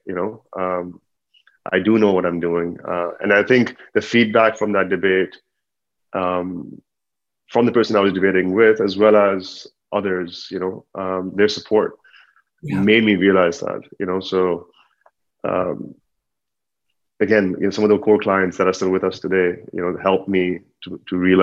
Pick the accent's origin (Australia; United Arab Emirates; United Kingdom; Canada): United Arab Emirates; Dubai; also born or lived in Pakistan; from Pakistan, but born and raised in Dubai.